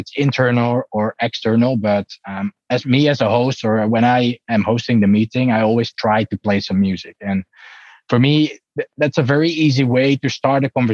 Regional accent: Netherlands; I'm really from the Netherlands

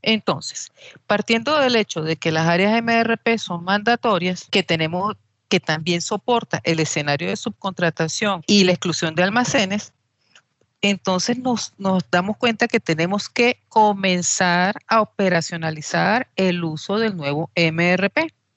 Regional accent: Venezuela; soy venezolana

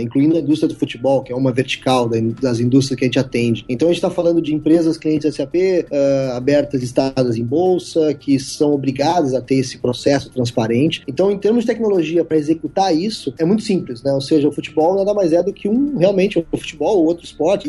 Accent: southern Brazil, Brazil; also born or lived in New Zealand; Eu sou aqui do sul do Brasil

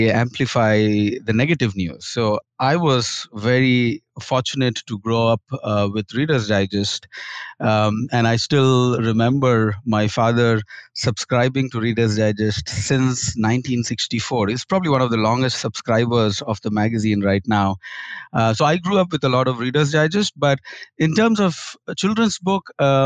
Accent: Kharagpur, West Bengal, India; I grew up in India in a state called West Bengal, and my first school was in a small town called Kharagpur.

